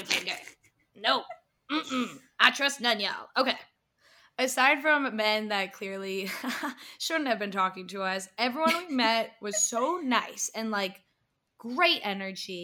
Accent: Massachusetts, United States; we're from Massachusetts

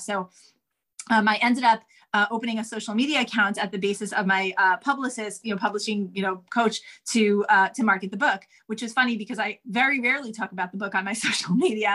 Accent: New York City, New York, United States; I grew up in Manhattan on the Upper West Side.

